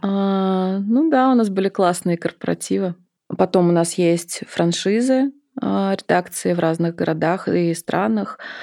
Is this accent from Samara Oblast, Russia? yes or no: yes; Samara, Samara Oblast, Russia; moved away as an adult; now in Moscow, Russia